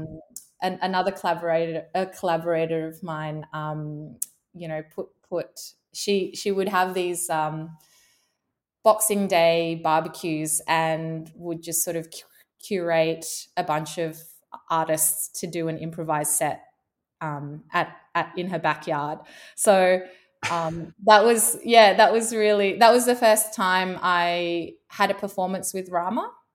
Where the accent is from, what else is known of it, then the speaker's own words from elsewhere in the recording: Indonesia; moved away; being born and growing up in Indonesia